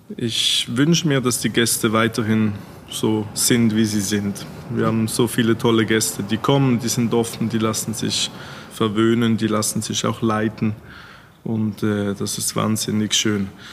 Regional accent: Switzerland; als Schweizer

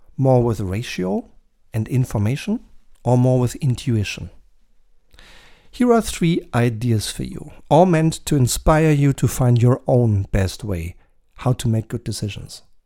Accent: Germany; in my home country, Germany

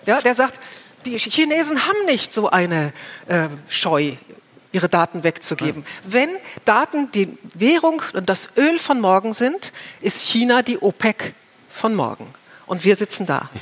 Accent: Germany; bei uns in Deutschland

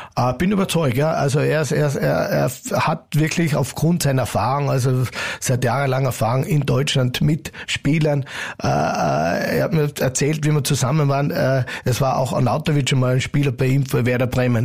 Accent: Carinthia, Austria; als alle Kärntner

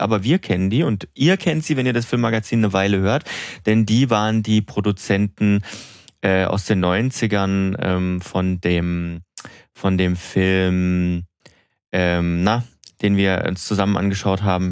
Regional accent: Germany; bei uns in Deutschland

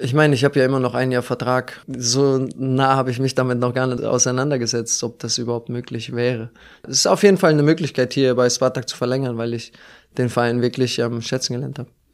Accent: Germany; moved away as an adult; now in Moscow, Russia; sehr nah an meiner Heimat

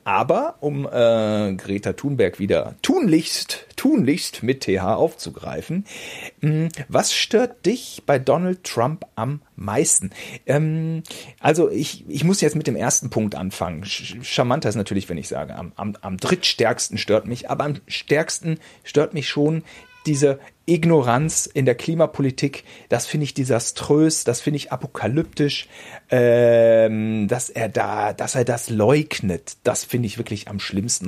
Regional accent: Germany; als Deutscher

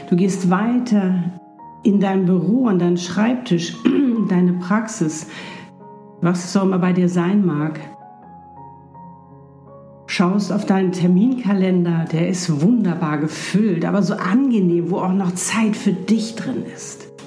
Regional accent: Hamburg, Germany; bin auch noch nicht in meinem Traum zu Hause in Südafrika, sondern ich bin noch hier in Hamburg in meiner Heimatstadt in einer wunderschönen Wohnung

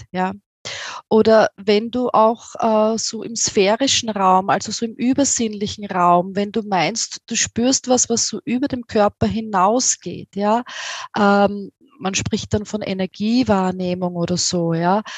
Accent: Austria; accent: Austrian; wie du aus meinem Akzent hörst, ich komme aus Österreich, aus äh, nahe von Wien

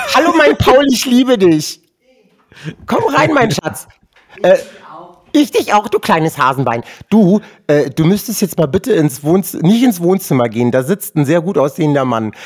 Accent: Rüsselsheim, Hesse, Germany; German is a second language; ich bin dann 1978 in Rüsselsheim zur Welt gekommen

